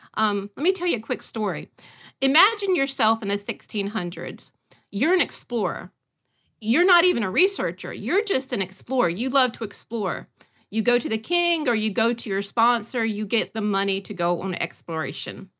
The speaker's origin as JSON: {"language": "English", "area": "Great Dismal Swamp", "region": "North Carolina", "country": "United States", "tie": "born or raised there", "said": "I was raised near the Dismal Swamp, the Great Dismal Swamp in North Carolina."}